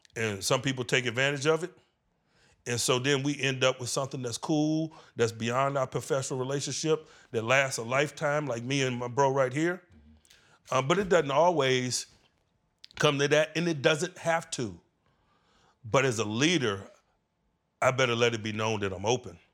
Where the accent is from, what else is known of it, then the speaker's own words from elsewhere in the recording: Virginia, United States; moved away; being a Virginia boy, growing up in the V A in the eighties